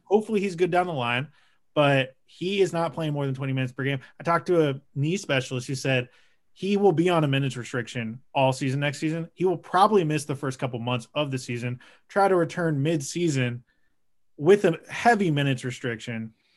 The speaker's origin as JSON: {"language": "English", "town": "Portland", "region": "Oregon", "country": "United States", "said": "I'm from Portland, Oregon."}